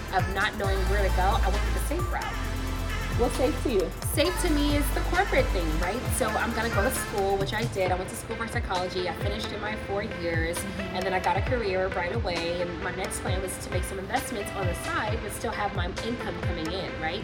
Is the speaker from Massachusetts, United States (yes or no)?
no; California, United States; now in Atlanta, United States; We're from California